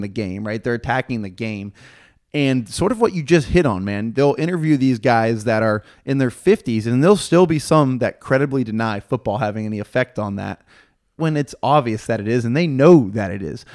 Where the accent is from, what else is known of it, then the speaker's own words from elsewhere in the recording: Houston, Texas, United States; I'm from Houston